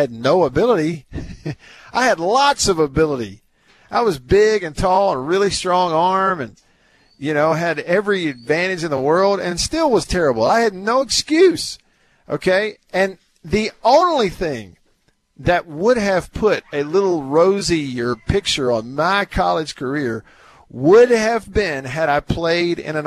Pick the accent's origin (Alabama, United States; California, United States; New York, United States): Alabama, United States; moved away as an adult; also born or lived in Starkville, Mississippi; Growing up in Alabama, I had never heard of Shipley's Donuts until I went to college.